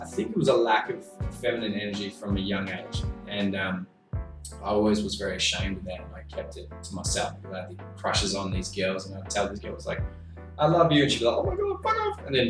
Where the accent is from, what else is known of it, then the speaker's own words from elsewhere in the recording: New Zealand; also born or lived in South Africa; we moved to New Zealand when I was about 6 years old. Mm. So I grew up in New Zealand.